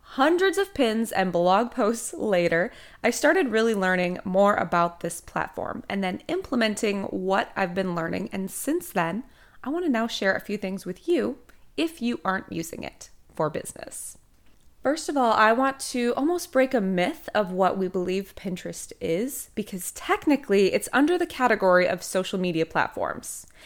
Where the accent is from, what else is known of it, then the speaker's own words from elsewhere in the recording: Minnesota, United States; moved away as an adult; now in Emerald Coast, Florida, United States; originally I am from Minnesota, although I have not lived there in almost twelve years